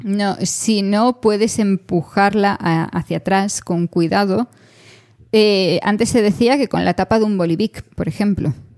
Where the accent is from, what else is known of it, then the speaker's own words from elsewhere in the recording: Galicia, Spain; yo como gallega